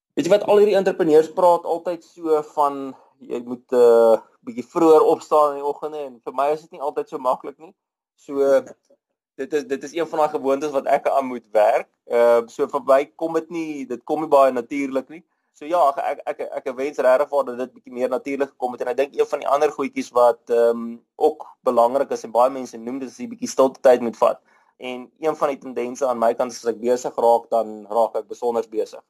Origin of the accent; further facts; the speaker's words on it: Rustenburg, North West, South Africa; now in Midrand, South Africa; Ek is grootgeword in Rustenburg